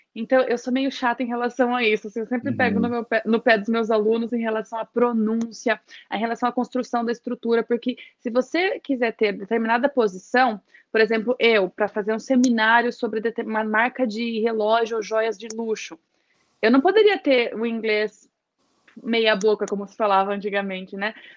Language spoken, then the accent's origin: Portuguese; Registro, São Paulo, Brazil; first language Portuguese; Eu venho de uma cidadezinha do interior de São Paulo. Registro tem menos de 100 mil habitantes